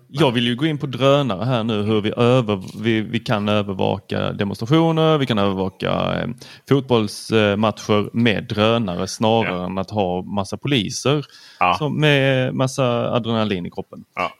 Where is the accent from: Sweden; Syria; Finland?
Sweden; Lund, Skåne; also born or lived in Helsingborg; jag är född i Lund